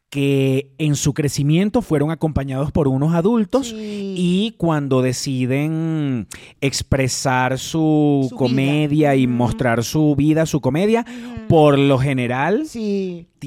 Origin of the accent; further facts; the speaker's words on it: Venezuela; Sobre todo si somos venezolanos.